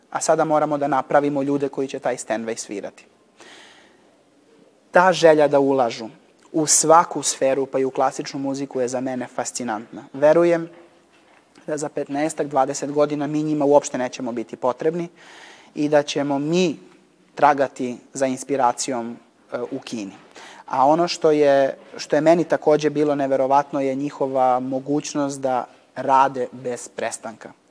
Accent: Niš, Southern and Eastern Serbia, Serbia; kao klinac sam u Niškoj muzičkoj školi vežbao

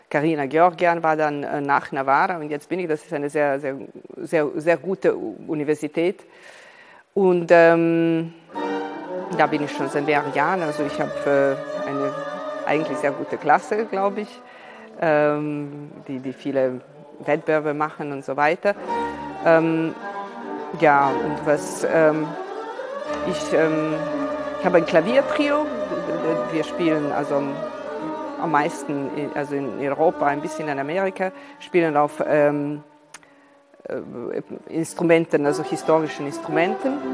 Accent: Serbia; Ich bin hier in Serbien geboren. Äh, meine Mutter ist Russin, also ich bin halb Serbin, halb Russin, äh, aus einer Familie, die übrigens aus Ukraine äh, stammt.

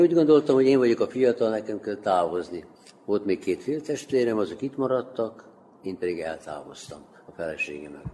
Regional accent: Debeljača, Vojvodina, Serbia; moved away as an adult; also born or lived in Stuttgart, Germany; Itt születtem, Torontálvásárhelyén, igen, az 1970-ben kimentem külföldre, Németországban, Stuttgartban éltem

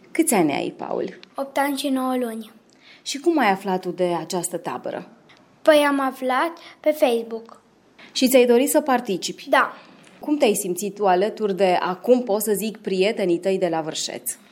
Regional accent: Petrovasella, Vojvodina, Serbia; am 15 ani și sunt din Petrovasola.

